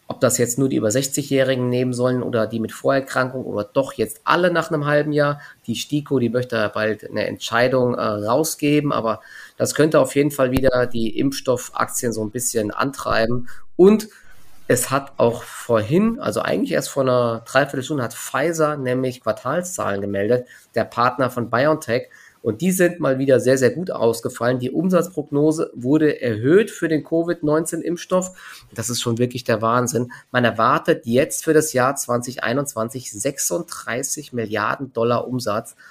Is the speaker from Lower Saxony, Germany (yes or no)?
no; Offenbach am Main, Hesse, Germany; now in Frankfurt, Germany; Bei uns in Offenbach